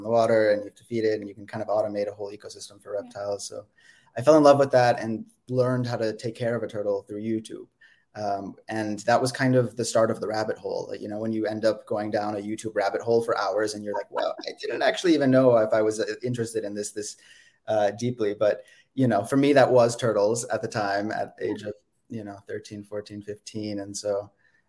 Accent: Silicon Valley, California, United States; I'm from the Bay Area. I grew up in Silicon Valley

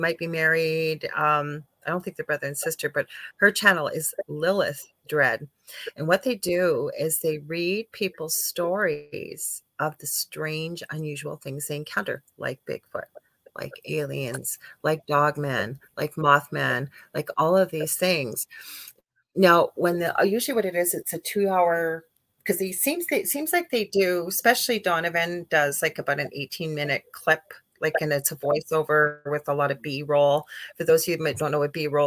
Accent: Canada; I am a Canadian clairvoyant medium

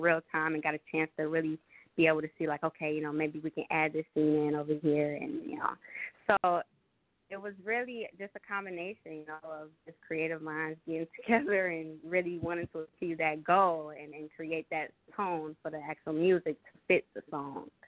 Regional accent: Detroit, Michigan, United States; I am from Detroit, so you know I grew up in the hood

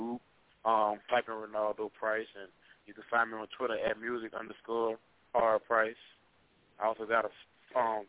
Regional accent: Baton Rouge, Louisiana, United States; I'm from Baton Rouge

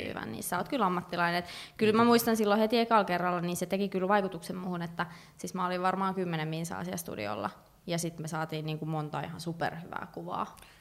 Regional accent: Finland; also born or lived in Chicago, United States / Washington DC, United States; mä oon suomalainen

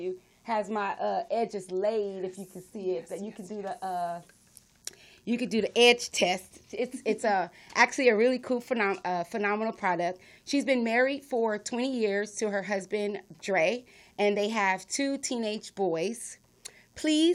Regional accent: Los Angeles, California, United States; born and raised in South Central, just like myself

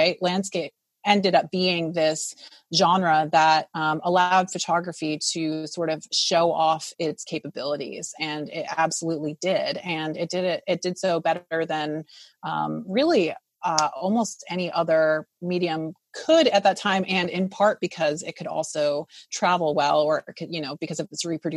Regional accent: Providence, Rhode Island, United States; moved away as an adult; now in California, United States; growing up in Providence, Rhode Island, where I grew up

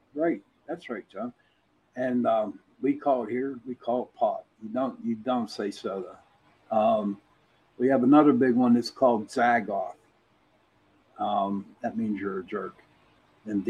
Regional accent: Pittsburgh, Pennsylvania, United States; accent: Pittsburgh; I got my brother on, and we're from Pittsburgh. Now, Pittsburgh has their own accent

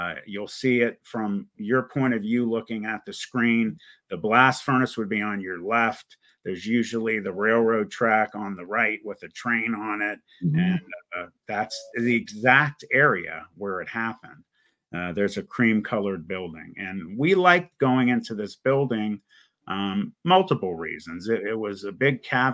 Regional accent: Youngstown, Ohio, United States; I was born in Youngstown, Ohio

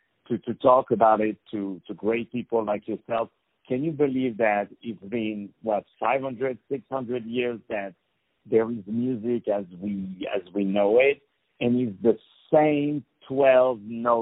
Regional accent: New Jersey, United States; accent: New Jersey; My accent is from New Jersey, in case people are wondering.

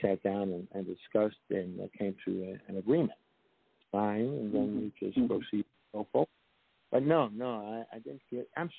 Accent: New York City, New York, United States; moved away; I came from the Bronx, New York.

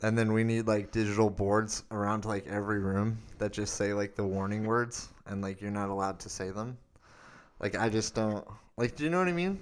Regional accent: Arizona, United States; growing up in Arizona

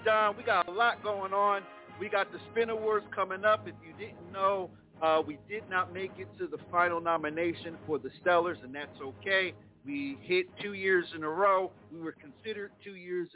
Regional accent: Plainfield, New Jersey, United States; my hometown of Plainfield, New Jersey

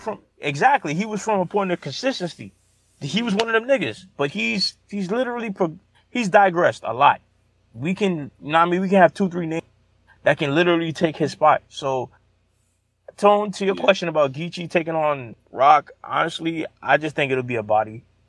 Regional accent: New York City, New York, United States; I'm from New Orleans, man. I'm from Brooklyn

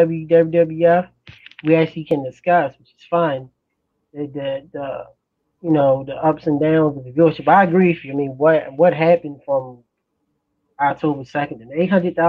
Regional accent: Baltimore, Maryland, United States; I'm from Baltimore

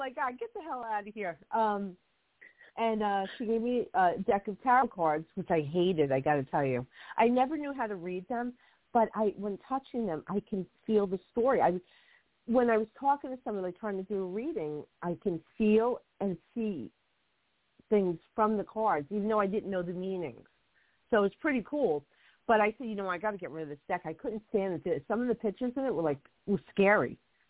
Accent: Hoboken, New Jersey, United States; born there; When I was a little girl, we moved to another town. I was born in Hoboken, and we moved out to another town.

